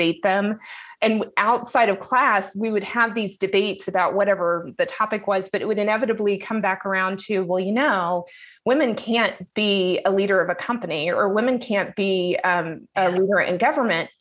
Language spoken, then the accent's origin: English; Dallas, Texas, United States; I grew up in the Dallas, Texas area, actually north of Dallas, in at the time, a small community